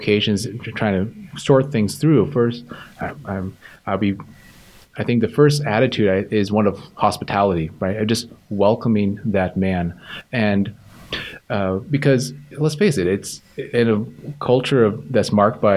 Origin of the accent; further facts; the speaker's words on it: Pasco, Washington, United States; also born or lived in Spokane, Washington; I grew up in the Tri-Cities. I was essentially raised in Pasco, Washington